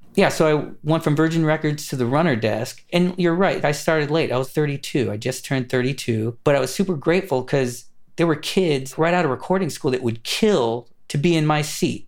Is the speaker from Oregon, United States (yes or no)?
no; Los Angeles, California, United States; I grew up in Los Angeles, California, kind of studio city and then Burbank